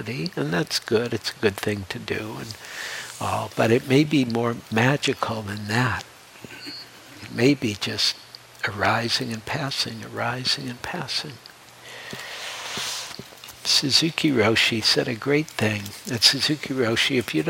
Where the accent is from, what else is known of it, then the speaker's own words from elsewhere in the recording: Detroit, Michigan, United States; moved away; also born or lived in New York City; I grew up in Detroit, I had a whole life in Detroit